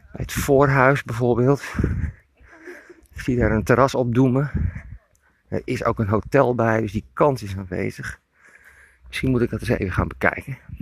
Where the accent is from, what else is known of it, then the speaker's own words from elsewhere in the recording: Emmeloord, Flevoland, Netherlands; ik loop in mijn geboorteplaats Emmeloord